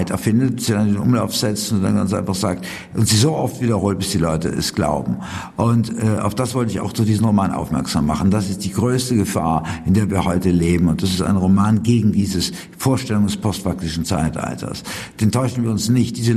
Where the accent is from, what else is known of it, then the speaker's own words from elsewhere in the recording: Switzerland; Ich komme ja aus der Schweiz. Da kann man wirklich von einer heilen Welt im Kontrast sprechen, wo wir sogar eine Basisdemokratie haben.